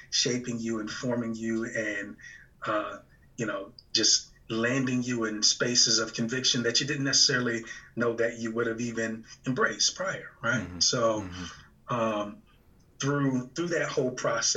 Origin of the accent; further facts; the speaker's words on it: Virginia, United States; moved away as an adult; now in Michigan, United States; I'm originally from Virginia